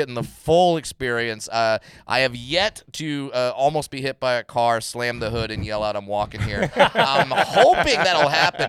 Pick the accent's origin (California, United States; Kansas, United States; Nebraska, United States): California, United States; Orange County; Yeah, West Coast kid. Born and raised in Orange County, California.